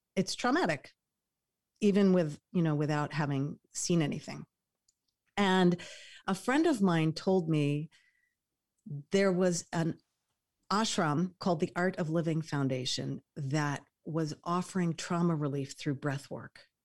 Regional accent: New York, United States; moved away; I'm a New Yorker

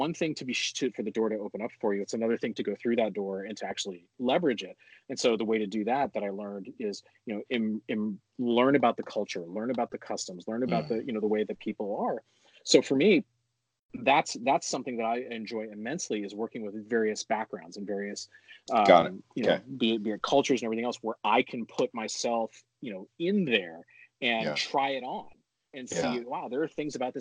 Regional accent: Honolulu, Hawaii, United States; moved away; with my background growing up in Honolulu, Hawaii, I was the white guy surrounded by everything that wasn't

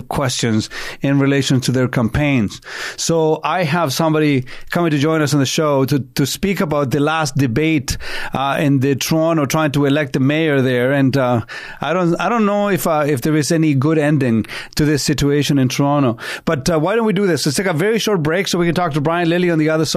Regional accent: Santiago, Santiago Metropolitan Region, Chile; now in Canada; having been born and raised in Santiago, Chile, and growing up with the Pinochet dictatorship

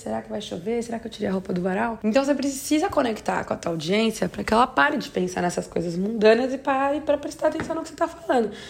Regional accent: Brazil; moved away; eu sei que eu não moro mais no Brasil, mas eu acompanho a, a política doméstica e assim, como brasileira mesmo

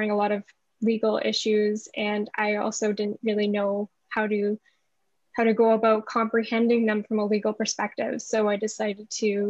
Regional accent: Thunder Bay, Ontario, Canada; I was raised in Thunder Bay

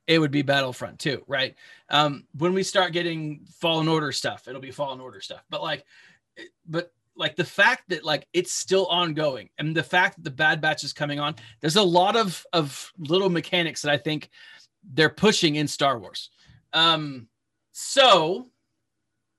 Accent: Texas, United States; I'm from Texas

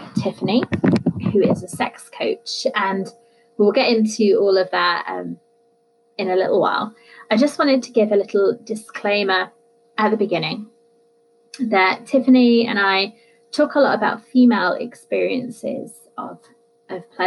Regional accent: United Kingdom; I'm British

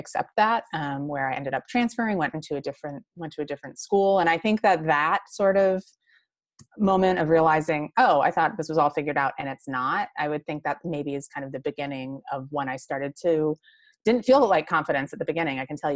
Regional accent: Michigan, United States; also born or lived in Boston; I grew up in Michigan.

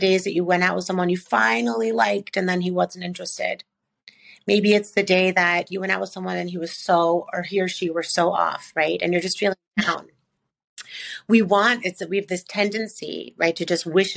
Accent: Chicago, Illinois, United States; I'm from Chicago, so I say pop

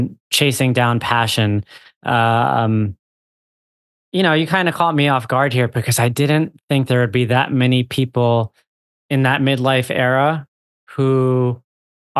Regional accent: Huntington, New York, United States; I'm from Huntington

